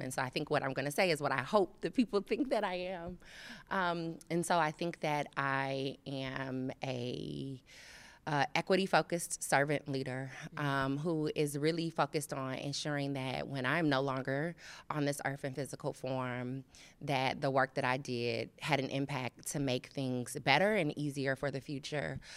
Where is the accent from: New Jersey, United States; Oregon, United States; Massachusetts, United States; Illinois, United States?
Illinois, United States; Chicago; also born or lived in Phoenix area, Arizona; now in Cincinnati, United States; I'm originally from Chicago